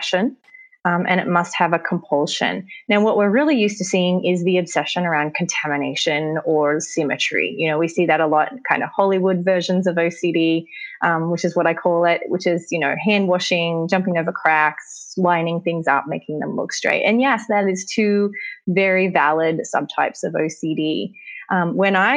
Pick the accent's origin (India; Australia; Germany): Australia; now in Los Angeles, United States; I live in Los Angeles, but I am an Australian. I'm an American Australian or an Australian American